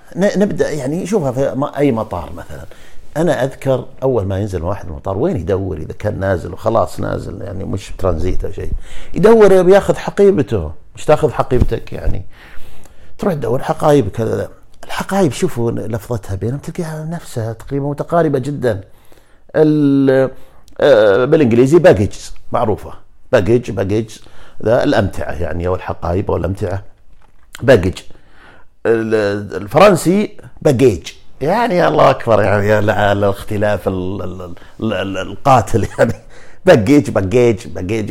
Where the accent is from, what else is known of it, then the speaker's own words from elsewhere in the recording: Najd, Saudi Arabia; إحنا اللي من نجد